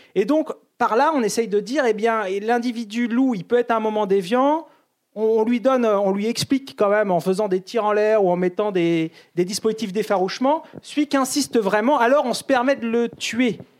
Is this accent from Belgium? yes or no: no; France; chez nous en France